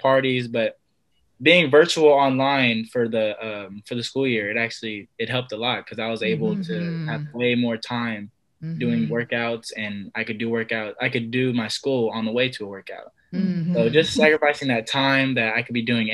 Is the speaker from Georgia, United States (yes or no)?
no; Sacramento, California, United States; It'll be in my hometown. It'll be in Sacramento